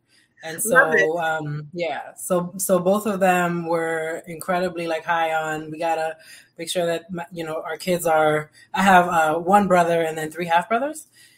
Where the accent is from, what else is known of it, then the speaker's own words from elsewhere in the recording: New York, United States; also born or lived in Boston; I am someone who identifies as Afro-Latina. I am of Dominican roots. I am from New York. I also spent a considerable amount of time in Boston.